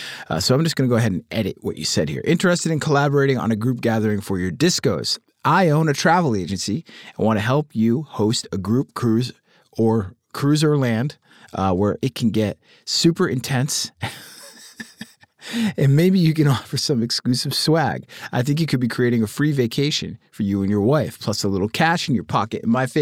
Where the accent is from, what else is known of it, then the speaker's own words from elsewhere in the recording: Cleveland, Ohio, United States; He is from Pittsburgh and I'm from Cleveland